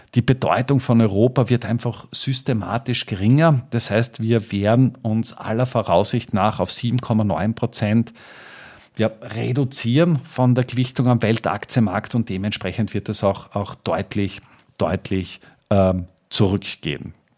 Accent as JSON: {"language": "German", "country": "Austria", "said": "als Österreicher"}